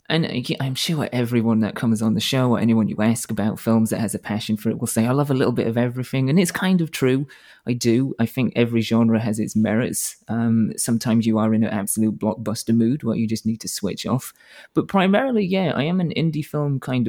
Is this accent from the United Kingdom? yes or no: yes; the north of England, United Kingdom; moved away as an adult; now in United States; I'm from Northern England